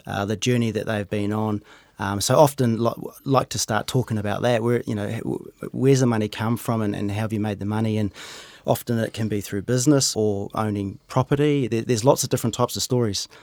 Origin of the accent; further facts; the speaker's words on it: Rotorua, Bay of Plenty, New Zealand; moved away as an adult; also born or lived in Hamilton / United Kingdom / Auckland; now in Cambridge, New Zealand; I grew up in Rotorua, uh, ended up doing some study in Hamilton.